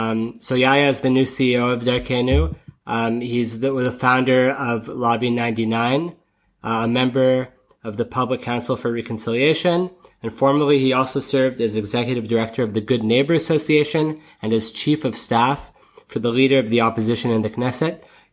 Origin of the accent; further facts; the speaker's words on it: Canada; also born or lived in Vancouver; now in Israel; as a Canadian